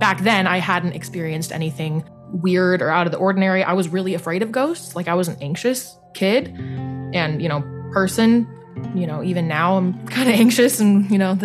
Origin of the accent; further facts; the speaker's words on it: Los Angeles, California, United States; I'm from the Los Angeles area